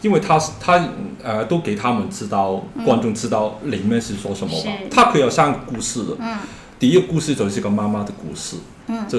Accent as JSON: {"language": "Chinese", "country": "Hong Kong", "tie": "born or raised there", "second_language": "Chinese", "said": "因为我是一个香港的，"}